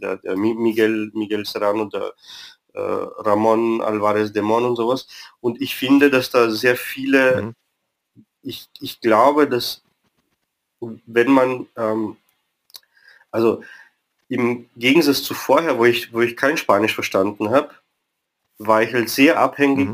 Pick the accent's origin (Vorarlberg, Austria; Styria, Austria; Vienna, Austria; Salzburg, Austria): Vienna, Austria; also born or lived in Romania; bin ursprünglich in Rumänien geboren, bin aber in Wien aufgewachsen